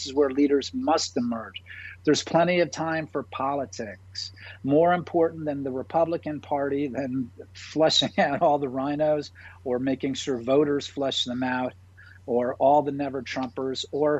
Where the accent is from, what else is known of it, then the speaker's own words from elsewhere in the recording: New York City, New York, United States; I lived in New York. I'm from New York. Like Mayor Giuliani, I'm a native New Yorker. I was there on 9/11.